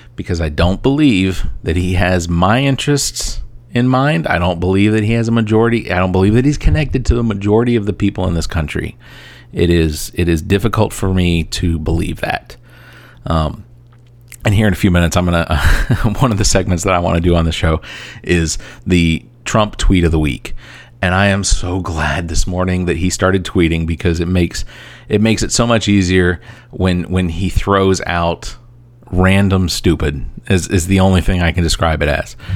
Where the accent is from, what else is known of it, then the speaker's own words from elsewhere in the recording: Atlanta, Georgia, United States; now in Columbia, United States; I am originally from Atlanta. I now live in Columbia, South Carolina